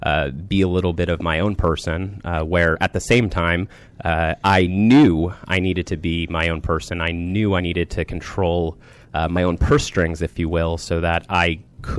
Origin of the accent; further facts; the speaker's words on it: Rockville, Maryland, United States; I grew up in the Rockville, Maryland area